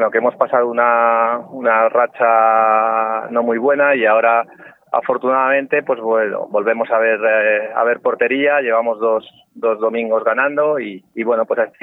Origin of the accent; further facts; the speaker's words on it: Guadalajara, Castilla-La Mancha, Spain; Eh, bueno, yo vengo de Guadalajara, es verdad que yo...